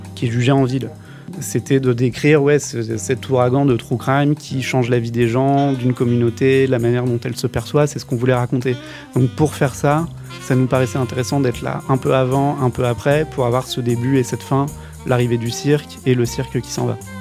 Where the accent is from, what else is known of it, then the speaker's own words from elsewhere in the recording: France; en tant que Français, j'étais le seul étranger qui était là pour le procès